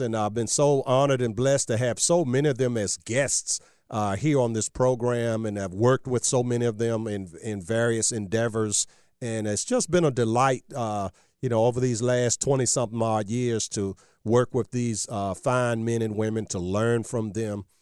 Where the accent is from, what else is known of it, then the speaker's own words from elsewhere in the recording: Virginia, United States; my home state of, uh, Virginia